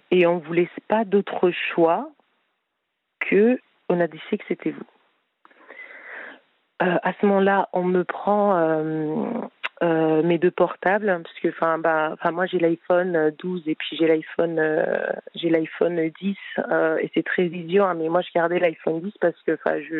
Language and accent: French; France; Je dis oui, je veux rentrer en France puisque, enfin voilà, je je suis française, je veux je veux rentrer dans mon pays